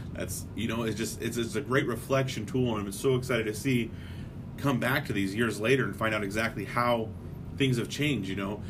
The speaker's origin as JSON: {"language": "English", "town": "Palm Springs", "region": "California", "country": "United States", "tie": "born there", "also_born_or_lived": "Beaumont, Texas", "lives_now": "Des Moines, United States", "said": "Like I said, I was born in Palm Springs, California. For whatever reason, we moved to Des Moines, Iowa. And that's where I'm at now."}